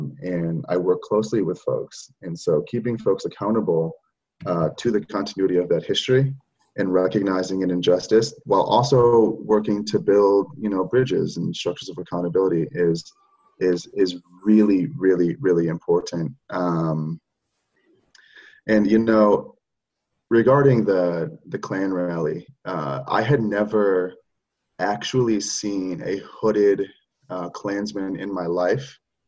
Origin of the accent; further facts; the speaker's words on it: Oregon, United States; also born or lived in Michigan; growing up in Oregon on the West Coast, growing up in the North in Michigan